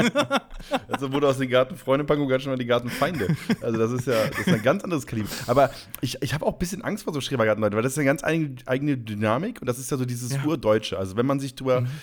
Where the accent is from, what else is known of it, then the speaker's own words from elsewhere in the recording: Leer, Lower Saxony, Germany; moved away; in Leer, ähm, da wo ich herkomme